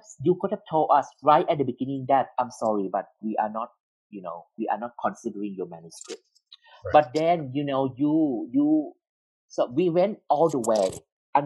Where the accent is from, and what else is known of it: Thailand